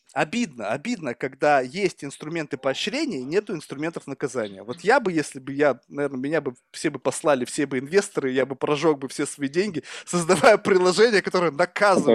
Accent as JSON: {"language": "Russian", "country": "Russia", "moved": "as an adult", "lives_now": "United States", "said": "15 лет назад, когда я уезжал из России"}